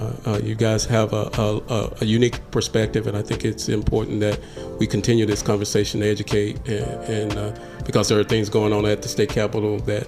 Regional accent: Oklahoma, United States; I came from Oklahoma where the judges are not voted on, and so the judges are appointed.

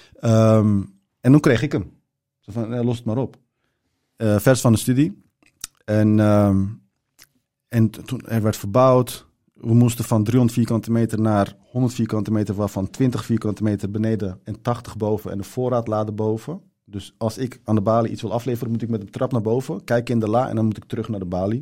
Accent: Zaanstad, North Holland, Netherlands; Dutch is a second language; also born or lived in Turkey / Rotterdam; ik ben opgegroeid in Zaanstad.

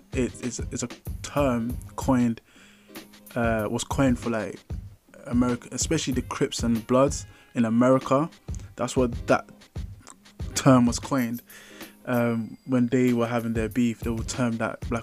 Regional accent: London, United Kingdom; I grew up in London

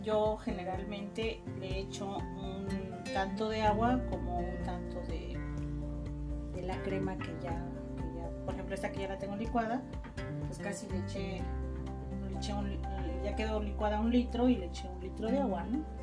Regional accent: Chiapas, Mexico; en mi tierra yo soy de Chiapas

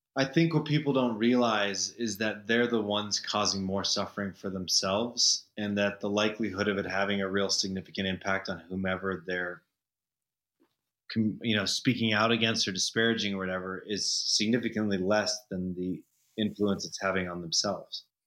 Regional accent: Denver, Colorado, United States; moved away as an adult; also born or lived in San Francisco / Los Angeles; now in Telluride, United States; so I moved back partially out of this nostalgia for growing up in Denver

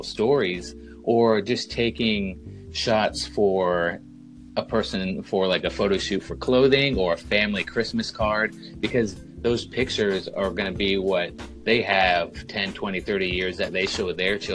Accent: North Carolina, United States; moved away as an adult; I am originally from North Carolina, and if you cut the state in half and go directly along the coast, that is the first 18 years of my life

